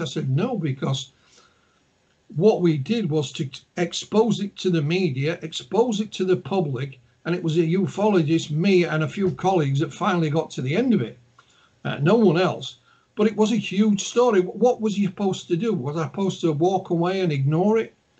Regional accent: Yorkshire and the Humber, United Kingdom; accent: Yorkshire; my, my accent, my Yorkshire accent

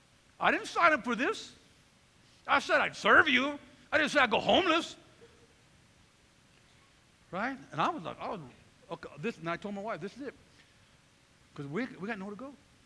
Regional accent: California, United States; I came from Northern California, pretty rugged neighborhood.

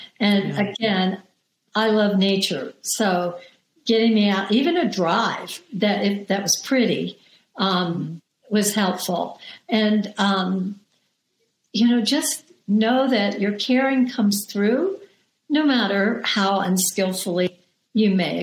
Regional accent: the South, United States; I grew up in the South

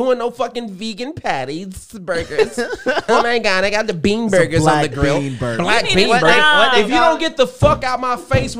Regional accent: the South, United States; I'm from the South.

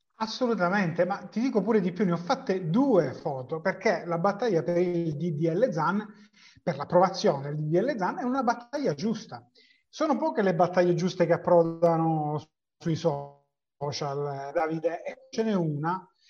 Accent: the South, Southern Italy, Italy; sono del Sud

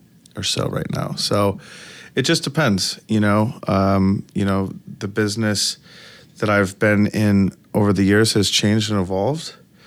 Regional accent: Detroit, Michigan, United States; I'm from Detroit originally, and I've always been going to music shows.

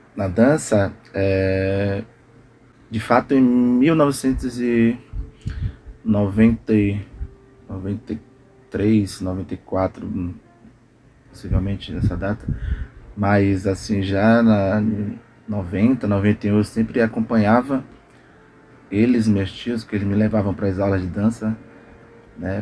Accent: Brazil; Eu vim do bairro da Cidade Nova, né? Palmiúdo, Cidade Nova, adjacência

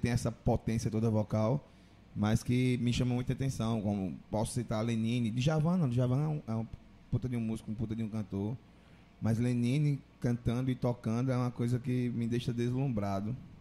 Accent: Maceió, Alagoas, Brazil; now in Juazeiro do Norte, Brazil; eu sou de Maceió, não sou de Juazeiro

